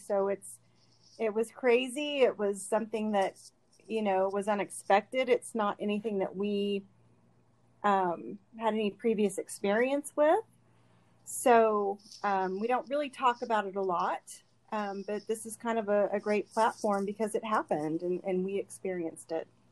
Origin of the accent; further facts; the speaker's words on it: Bixby, Oklahoma, United States; i am a native oklahoman i grew up in bixby